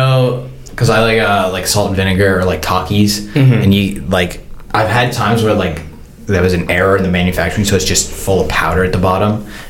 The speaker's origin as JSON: {"language": "English", "country": "United States", "said": "as an American"}